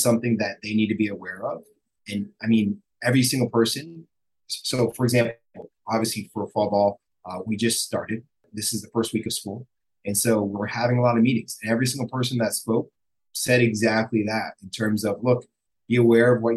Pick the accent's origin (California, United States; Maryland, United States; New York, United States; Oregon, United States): New York, United States; moved away as an adult; now in Miami, United States; I'm originally from New York